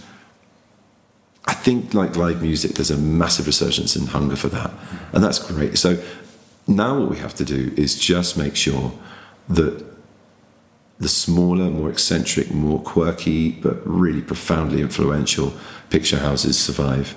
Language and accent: English; England, United Kingdom; being an English audience member in an American audience